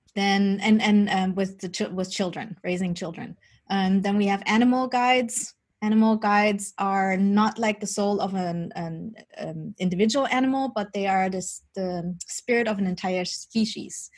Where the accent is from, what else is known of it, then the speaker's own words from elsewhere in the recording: Germany; also born or lived in Colombia; I was born in Colombia. My birth mother is um, indigenous from the Embera tribe, and they still have like their own customs and they still work with shamans and all that. But I was adopted as a baby by my Dutch parents, and I grew up during Germany